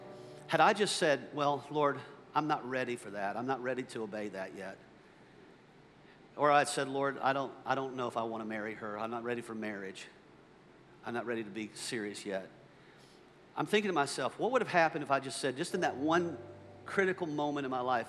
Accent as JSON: {"language": "English", "town": "McDonough", "region": "Georgia", "country": "United States", "tie": "born or raised there", "said": "I grew up here in the South. I grew up in a little town called McDonough, Georgia. I grew up on a dirt road."}